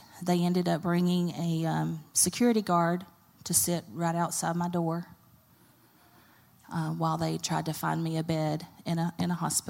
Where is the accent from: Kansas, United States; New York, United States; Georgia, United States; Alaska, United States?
Georgia, United States; Carrollton; I didn't want to go to Bremen or Carrollton because we've grown up here. I grew up in Carrollton.